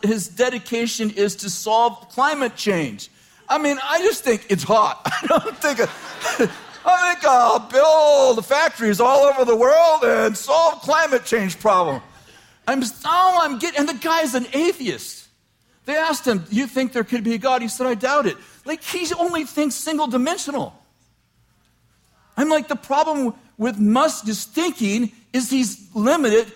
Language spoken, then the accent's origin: English; Weaverville, California, United States; I'm from Weaverville. I love Weaverville